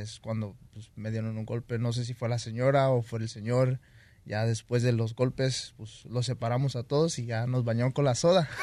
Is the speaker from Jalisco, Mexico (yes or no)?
no; Michoacán, Mexico; moved away; yo soy de Michoacán.